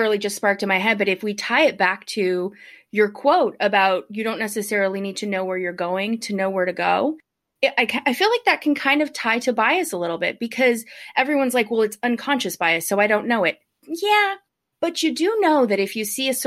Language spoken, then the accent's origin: English; New Hampshire, United States; also born or lived in San Diego / Minneapolis; I am in New Hampshire now. I grew up in New Hampshire